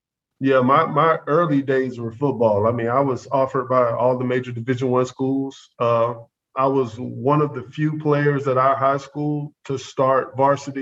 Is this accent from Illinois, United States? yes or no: no; Atlanta, Georgia, United States; also born or lived in Morrow, Georgia / Tokyo, Japan; I'm from Atlanta, Georgia. Anybody that's from, you know, Atlanta, Georgia, born in the 80s, like we were, it wasn't the best situation to grow up